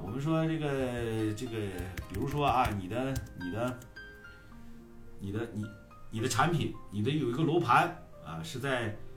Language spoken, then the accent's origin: Chinese; Heze, Shandong, China; 我们菏泽人啊，我们菏泽人觉得你们济南那片子，还有淄博那片子说话贼土。我们和， 菏泽人说话都洋气啊